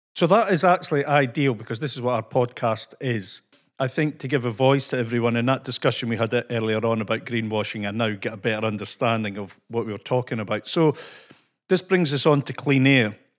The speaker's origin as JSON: {"language": "English", "region": "Scotland", "country": "United Kingdom", "accent": "Scottish", "said": "my Scottish accent"}